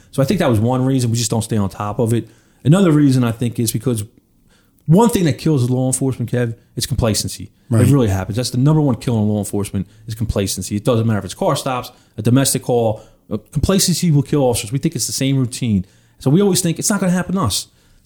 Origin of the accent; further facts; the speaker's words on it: Philadelphia, Pennsylvania, United States; growing up in Northeast Philly, living in an apartment with my mom and my brother